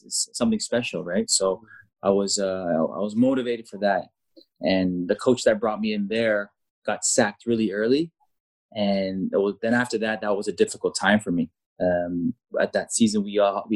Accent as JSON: {"language": "English", "town": "Rotterdam", "region": "South Holland", "country": "Netherlands", "tie": "born or raised there", "also_born_or_lived": "Canada / Mallorca, Spain", "moved": "as an adult", "said": "when you're living in Holland for 10 years, you grew up in Holland, you have that Dutch mentality"}